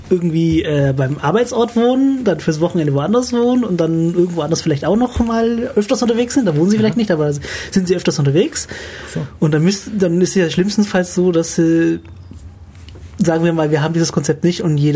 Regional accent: Memmingen, Bavaria, Germany; ich komme ja aus Memmingen, da ist es nicht so wild, weil da passt der komplette Fahrplan auf eine DIN A4-Seite.

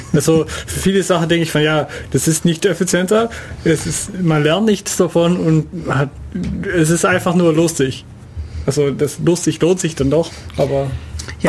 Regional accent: Netherlands; German is a second language; moved away; ich als Niederländer

